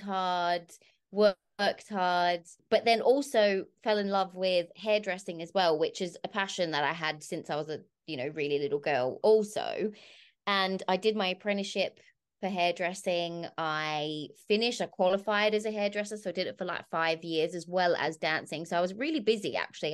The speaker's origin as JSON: {"language": "English", "town": "Bunbury", "region": "Western Australia", "country": "Australia", "tie": "born or raised there", "said": "my hometown of Bunbury"}